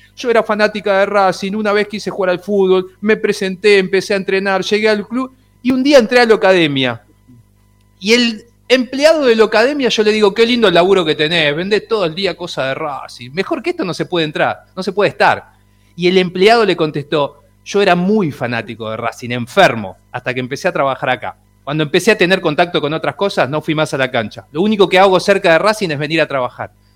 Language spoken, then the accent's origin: Spanish; Ituzaingó, Buenos Aires Province, Argentina; soy de Ituzaingó, vivía enfrente de la cancha